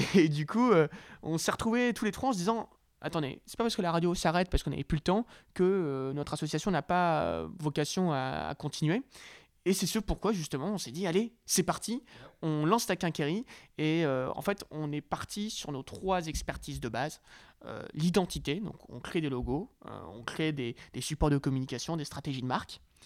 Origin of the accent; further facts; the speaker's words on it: Lille, Hauts-de-France, France; je viens d'une très belle ville qui s'appelle Lille